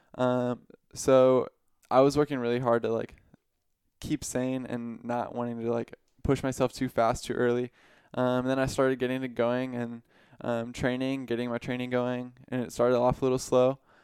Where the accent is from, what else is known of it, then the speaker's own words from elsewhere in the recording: Riverside, California, United States; I'm from Riverside, California.